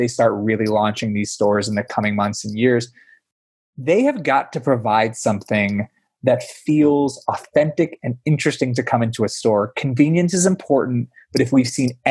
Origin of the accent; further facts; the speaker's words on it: Pennsylvania, United States; it was Wegmans growing up in Pennsylvania